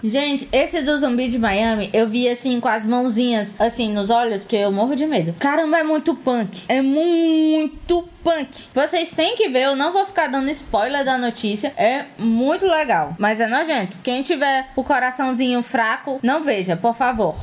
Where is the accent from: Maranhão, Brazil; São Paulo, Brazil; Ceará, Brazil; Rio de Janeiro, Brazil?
Ceará, Brazil; Fortaleza; A gente é de Fortaleza, Ceará, os três